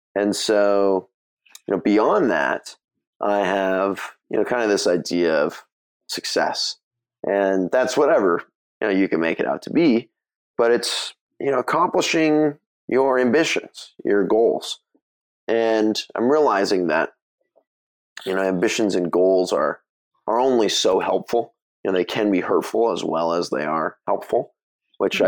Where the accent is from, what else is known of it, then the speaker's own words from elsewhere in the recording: Mill Valley, California, United States; now in Santa Monica, United States; I grew up in Mill Valley, so it's a small town just north of San Francisco